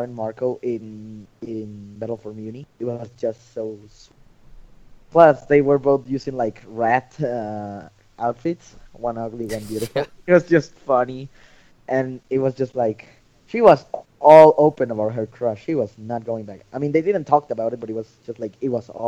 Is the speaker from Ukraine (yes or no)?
no; San Luis Potosí, Mexico; I'm from Mexico, not Mexico City, I'm from a town called San Luis Potosí